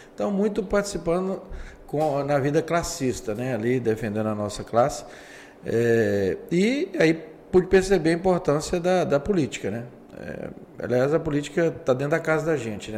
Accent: Governador Valadares, Minas Gerais, Brazil; sou nascido em Valadares, aliás, o primeiro prefeito nascido em Valadares.

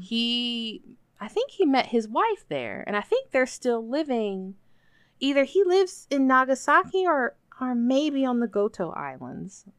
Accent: United States; moved away as an adult; also born or lived in Nobeoka, Miyazaki, Japan / Yamanashi, Japan / Chiba, Japan / Saitama, Japan; I was working in Kyushu, then I went back to the States

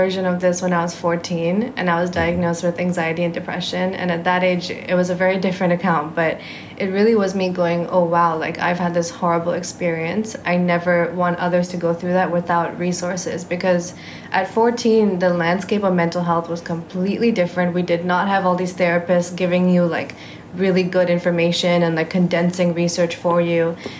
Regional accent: Singapore; And I am Singaporean, okay. Just to be clear.

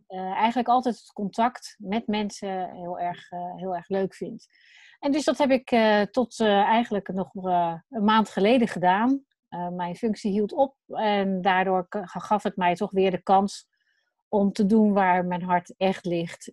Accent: Wateringen, South Holland, Netherlands; Ik, eh, woon in, eh, Wateringen. Dat is tegen Den Haag aan. Daar ben ik, eh, opgegroeid.

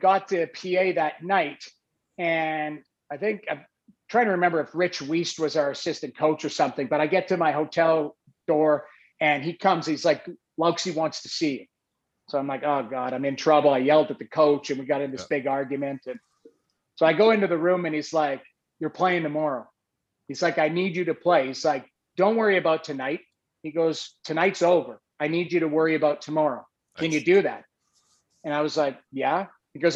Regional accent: St. Albert, Alberta, Canada; also born or lived in Lethbridge; I moved away from St. Albert for 1 year of my life when my dad's company helped build the hospital in Lethbridge.

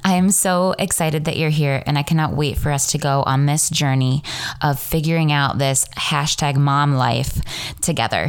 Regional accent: Ontario, Ohio, United States; also born or lived in Mansfield, Ohio / Cleveland, Ohio; I was born in Mansfield, Ohio. Grew up in Ontario, Ohio

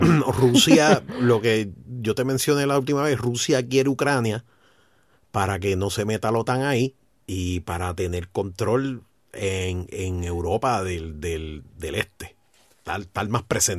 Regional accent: Puerto Rico; nosotros como boricua

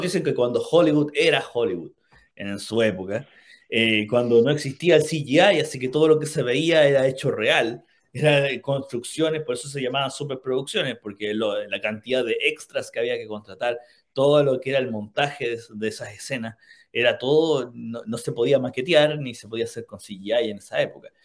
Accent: Chile; nosotros que somos chilenos

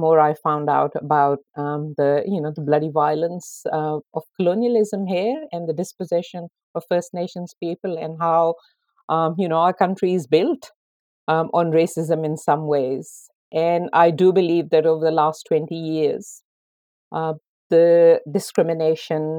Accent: Lahore, Punjab, Pakistan; moved away as an adult; also born or lived in Sydney, Australia; now in Australia; Growing up in Pakistan

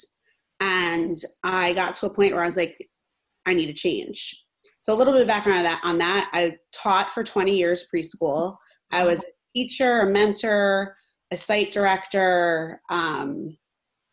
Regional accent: New York, United States; moved away as an adult; also born or lived in Northern California; now in Los Angeles, United States; I'm originally from New York

